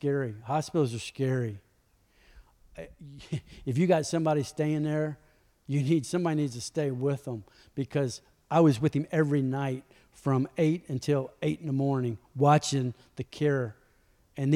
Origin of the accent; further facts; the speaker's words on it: Louisville, Kentucky, United States; moved away; also born or lived in Malibu; I'm from Louisville, not Kentucky